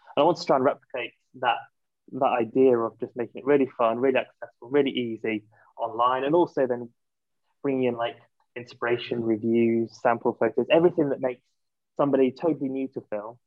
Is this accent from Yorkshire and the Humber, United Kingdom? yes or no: yes; Yorkshire and the Humber, United Kingdom; moved away as an adult; also born or lived in London / Switzerland; I am from Yorkshire